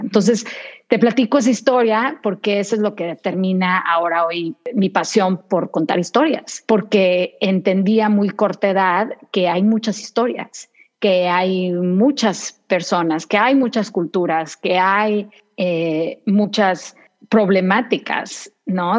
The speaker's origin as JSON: {"language": "Spanish", "town": "Saltillo", "region": "Coahuila", "country": "Mexico", "tie": "born or raised there", "also_born_or_lived": "David, Chiriquí, Panama", "moved": "as an adult", "lives_now": "United States", "said": "nos trasladamos a Saltillo, Coahuila, México"}